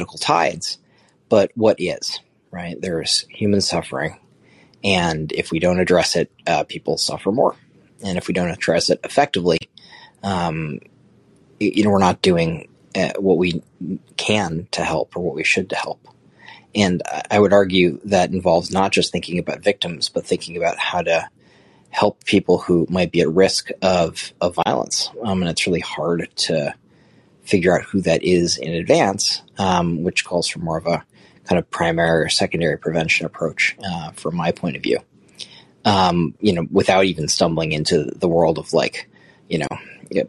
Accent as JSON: {"language": "English", "region": "Connecticut", "country": "United States", "said": "I'm from Connecticut, and my mom's run a jazz festival for many years"}